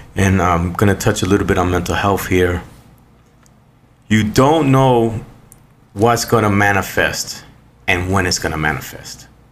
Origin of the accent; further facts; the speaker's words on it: New York City, New York, United States; I was born and raised in New York City